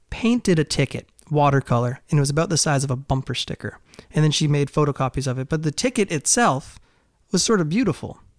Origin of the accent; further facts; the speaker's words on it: Durham, New Hampshire, United States; I grew up in Durham, New Hampshire.